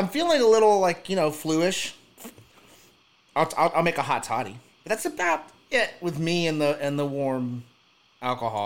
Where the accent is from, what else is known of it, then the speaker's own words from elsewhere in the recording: Texas, United States; Irby and I, of course, are from Texas